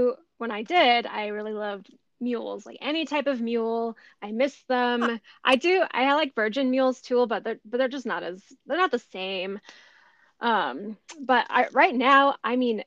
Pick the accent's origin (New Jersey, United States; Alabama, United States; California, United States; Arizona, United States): Arizona, United States; also born or lived in Arkansas; I grew up in Arizona. I did move to Arkansas for a brief period of time, but I've mostly just lived in the desert